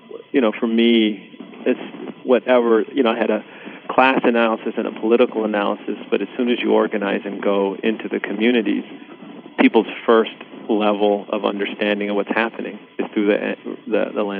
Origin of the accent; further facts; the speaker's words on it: Los Angeles, California, United States; English is a second language; also born or lived in Sri Lanka; When I came to Los Angeles, I first lived in mostly a Latino community, and then from the time I was six or seven on, I grew up in the Crenshaw area